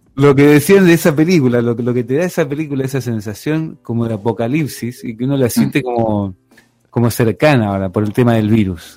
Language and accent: Spanish; Argentina